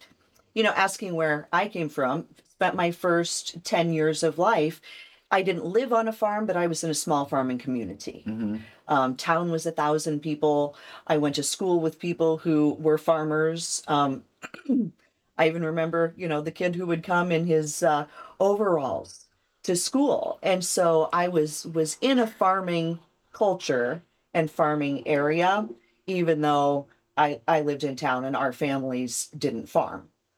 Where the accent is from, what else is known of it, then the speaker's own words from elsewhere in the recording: Central Illinois, United States; moved away; I was born in Central Illinois